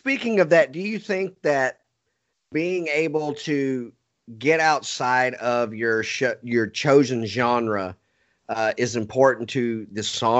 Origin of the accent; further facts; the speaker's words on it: Texas, United States; also born or lived in Montana; I am a straight up Texan